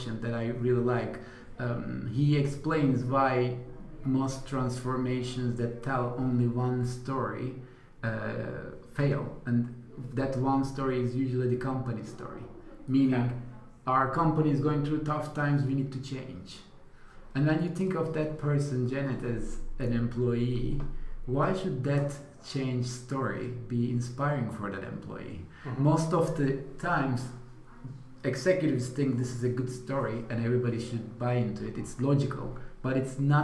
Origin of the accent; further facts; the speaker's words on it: Turkey; moved away; I am originally from Turkey